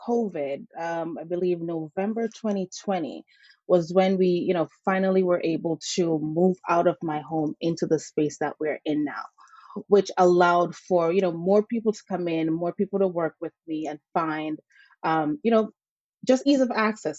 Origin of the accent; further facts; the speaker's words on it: St. Ann, Saint Ann, Jamaica; now in Connecticut, United States; I grew up in Jamaica with my grandparents